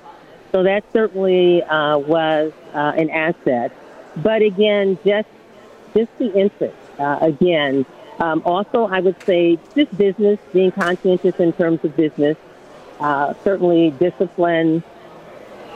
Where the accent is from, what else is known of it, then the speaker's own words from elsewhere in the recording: Milwaukee, Wisconsin, United States; I was born and raised in Wisconsin, and I grew up 53206 zip code